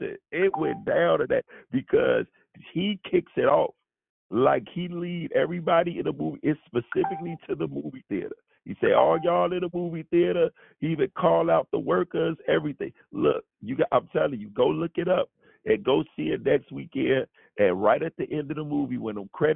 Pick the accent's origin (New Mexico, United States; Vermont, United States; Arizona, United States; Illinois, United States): Illinois, United States; Chicago; I'm from Chicago